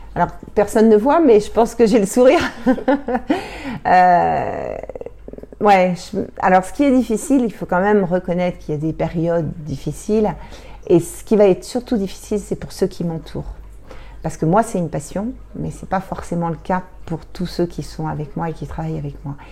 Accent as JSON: {"language": "French", "region": "Normandy", "country": "France", "also_born_or_lived": "Paris region", "moved": "as an adult", "said": "moi, je suis normande. On a quitté, j'ai quitté la Normandie pour, euh, accepter de venir en montagne"}